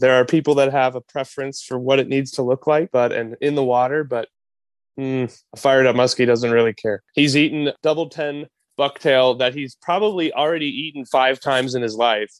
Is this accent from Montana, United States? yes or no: no; Wisconsin, United States; I grew up in Wisconsin, dad and uncle taking me to the North Woods